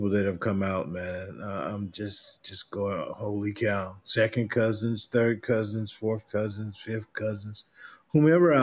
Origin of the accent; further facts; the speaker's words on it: South Carolina, United States; moved away as an adult; now in Virginia Beach, United States; I was raised in South Carolina all my life